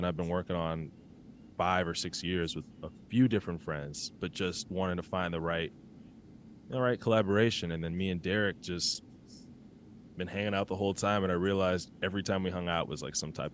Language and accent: English; Milwaukee, Wisconsin, United States; moved away as an adult; now in Chicago, United States; I'm from Milwaukee.